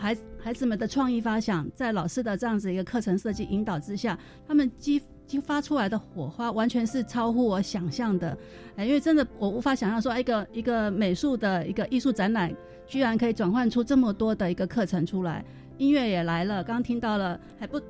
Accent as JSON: {"language": "Chinese", "region": "Taipei", "country": "Taiwan", "said": "我们台北人"}